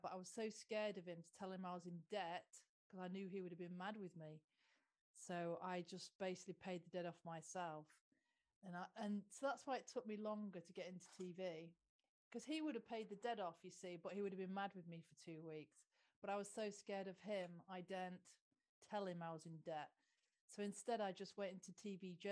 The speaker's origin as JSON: {"language": "English", "area": "Lincolnshire", "region": "East Midlands", "country": "United Kingdom", "said": "because I'm from Lincolnshire"}